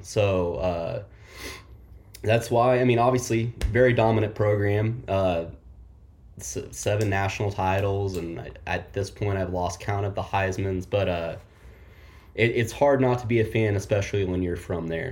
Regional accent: Oklahoma, United States; now in Kansas City, United States; I'm from Oklahoma. Uh, grew up in the Bob Stoops era

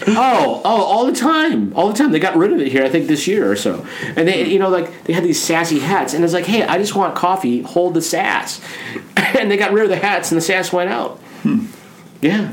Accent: Nebraska, United States; I come from Nebraska

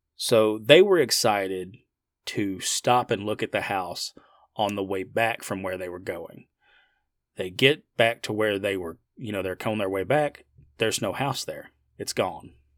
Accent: United States; I'm from the United States.

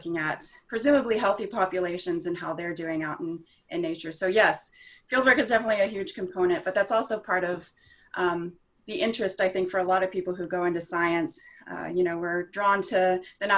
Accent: Houston, Texas, United States; I grew up in Houston, Texas, close to the coast

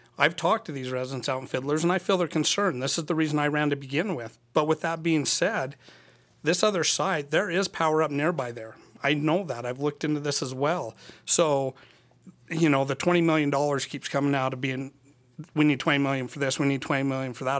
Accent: Annabella, Utah, United States; moved away as an adult; now in Cedar City, United States; I'm from Annabelle, Utah. Uh, I was there until I was eighteen

